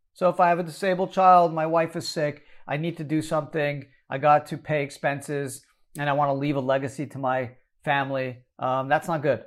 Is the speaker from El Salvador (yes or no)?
no; Canada; now in United States; I was born in Canada